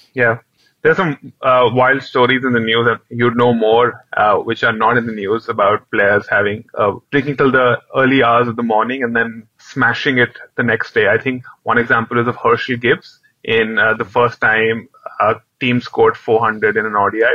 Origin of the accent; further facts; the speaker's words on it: Delhi, India; I'm from Delhi